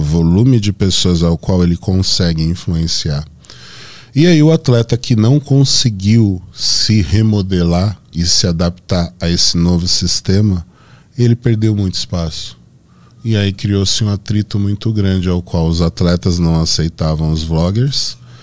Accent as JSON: {"language": "Portuguese", "town": "Santo André", "region": "São Paulo", "country": "Brazil", "said": "Eu sou de Santo André, bairro Camilópolis"}